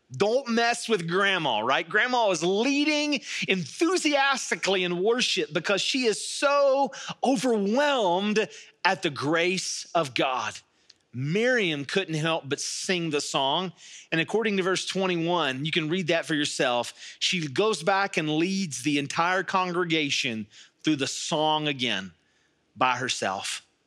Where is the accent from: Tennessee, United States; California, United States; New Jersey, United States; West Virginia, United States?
West Virginia, United States; Charleston; I was raised here in the Kanawha Valley